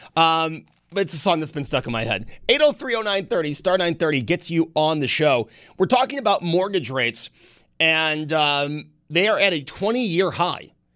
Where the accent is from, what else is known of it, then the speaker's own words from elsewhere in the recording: Buffalo, New York, United States; growing up on Mount Vernon, we would walk down LeBrun